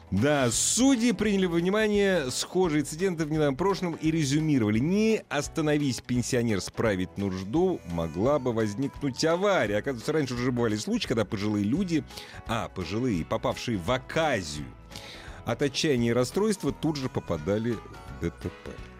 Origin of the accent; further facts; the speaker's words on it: Moscow, Russia; Мы, москвичи